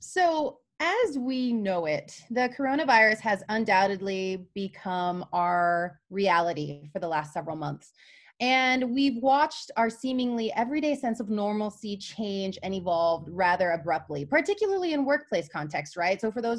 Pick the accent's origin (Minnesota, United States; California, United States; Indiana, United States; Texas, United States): Texas, United States; Culturally, I was born and raised in Texas and have long been interested in the kinds of discourses and health trends there, particularly as they are in conversation with what we're seeing here in Utah.